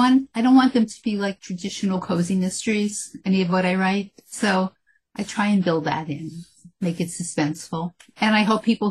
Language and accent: English; New York City, New York, United States; I grew up in the Bronx.